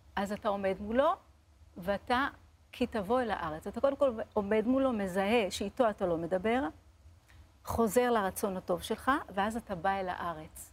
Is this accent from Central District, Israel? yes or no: yes; Lod, Central District, Israel; אני גדלתי בבית מסורתי, פשוט, בלוד, בעיר לוד